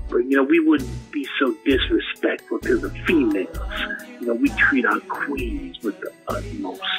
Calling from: San Jose, California, United States; I'm calling from Caleb 955, San Jose, California.

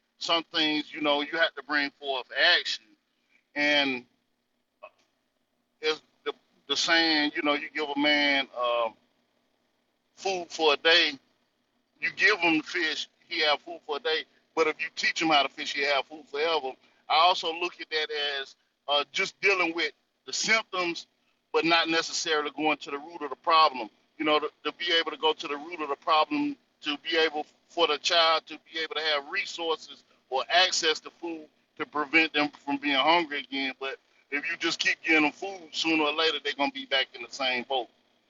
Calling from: North Carolina, United States; I'm calling out of the North Carolina territory.

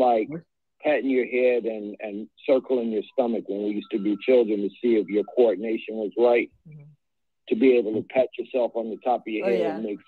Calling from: Eatonton, Georgia, United States; This is … in the Stolen Lion of the Muscogee Creek in Eatonton, Georgia.

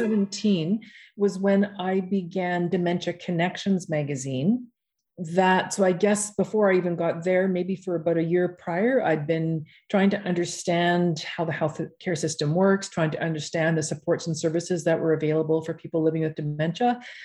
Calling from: Calgary, Alberta, Canada; I am joining you from Calgary, Alberta

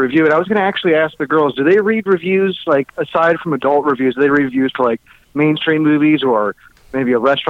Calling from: Orlando, Florida, United States; calling in from Orlando, Florida.

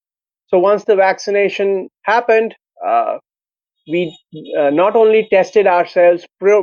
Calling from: Lucknow, Uttar Pradesh, India; I'm calling from Lucknow, Uttar Pradesh.

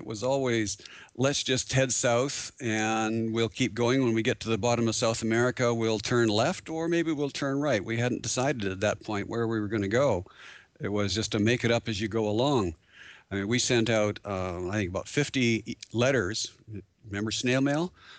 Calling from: Abbotsford, British Columbia, Canada; from Horizons Unlimited, and I'm calling in from Abbotsford, British Columbia.

